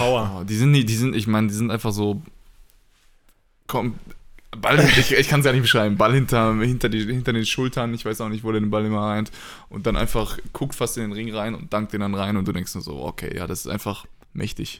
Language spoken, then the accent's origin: German; Paderborn, North Rhine-Westphalia, Germany; now in Braunschweig, Germany; in Paderborn ähm, in meiner Heimat